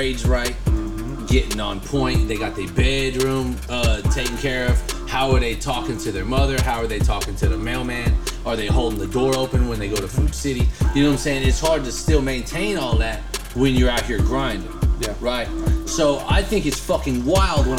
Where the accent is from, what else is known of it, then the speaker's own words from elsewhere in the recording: United States; I am American